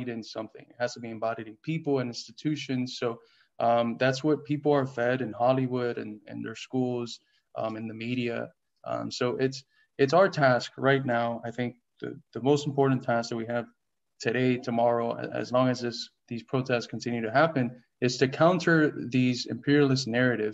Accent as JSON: {"language": "English", "country": "Cuba", "tie": "born or raised there", "moved": "yes", "said": "I was born in Cuba"}